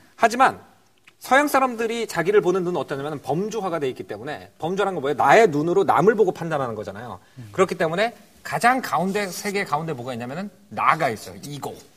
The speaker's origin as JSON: {"language": "Korean", "town": "Wonju", "region": "Gangwon", "country": "South Korea", "tie": "born or raised there", "said": "초등학교 원주에서 나왔습니다."}